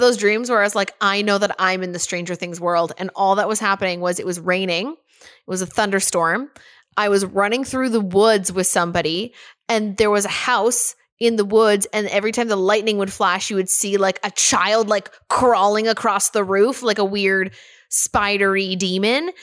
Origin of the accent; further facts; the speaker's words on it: Canada; as a Canadian citizen